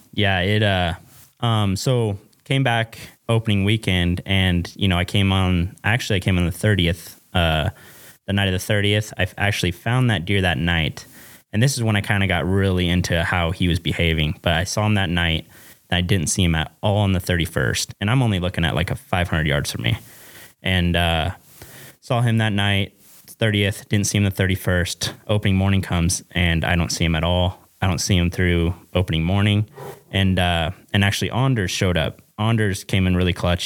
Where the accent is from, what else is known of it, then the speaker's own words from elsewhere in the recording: Western Oregon, United States; moved away as an adult; now in Wyoming, United States; I'm from Western Oregon